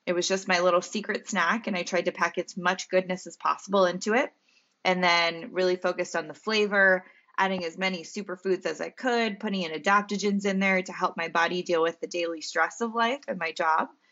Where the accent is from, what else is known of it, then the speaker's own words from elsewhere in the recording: Central Pennsylvania, United States; moved away; I'm from Pennsylvania, as you know, Central P